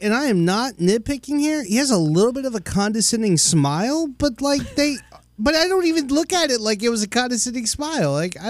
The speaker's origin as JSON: {"language": "English", "town": "Baltimore", "region": "Maryland", "country": "United States", "tie": "born or raised there", "said": "I was born in Baltimore."}